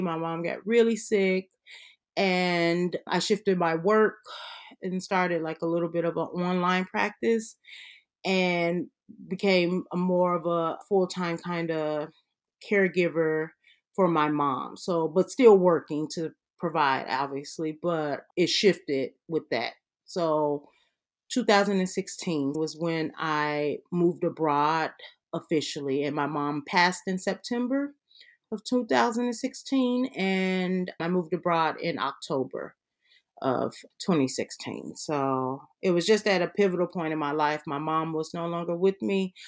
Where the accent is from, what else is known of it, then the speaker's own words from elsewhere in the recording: Chicago, Illinois, United States; moved away as an adult; also born or lived in Atlanta / California; So, I'm originally from Chicago. Our family's from up there.